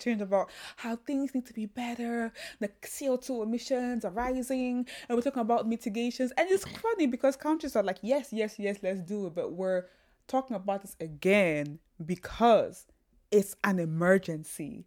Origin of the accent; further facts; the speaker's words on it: Kilimanjaro, Tanzania; moved away; also born or lived in Cameroon; I grew up in Tanzania, the Mount Kilimanjaro where I grew up around